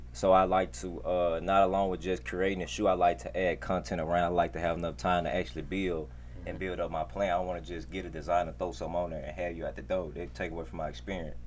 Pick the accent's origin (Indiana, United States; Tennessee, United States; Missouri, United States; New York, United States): Tennessee, United States; Memphis; I'm from Memphis